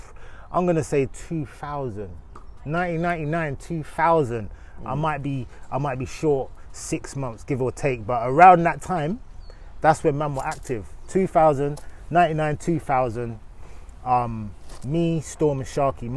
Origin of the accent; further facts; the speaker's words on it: London, United Kingdom; I'm from Northwest London. I'm from Kilburn